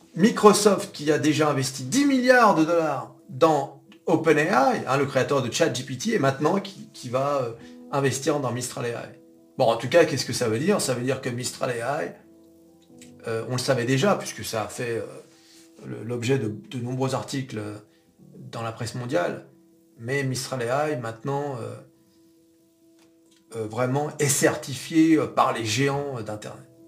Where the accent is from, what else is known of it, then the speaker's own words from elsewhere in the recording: France; on est français